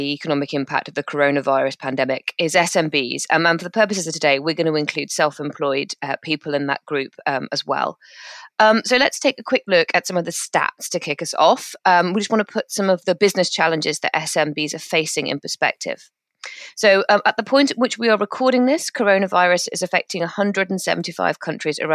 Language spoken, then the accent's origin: English; United Kingdom; I'm British